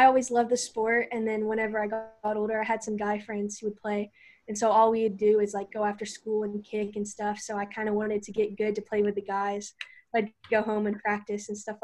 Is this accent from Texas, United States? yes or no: yes; Magnolia, Texas, United States; I'm from Magnolia, Texas, just north of Houston.